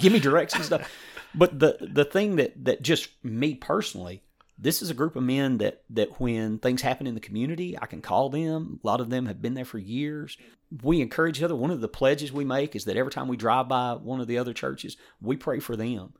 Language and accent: English; East Tennessee, United States; I grew up in East Tennessee